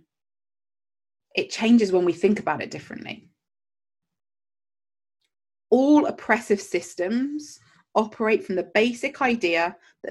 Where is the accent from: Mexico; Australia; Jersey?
Jersey; I grew up in Jersey, the Channel Islands, and we have pound notes.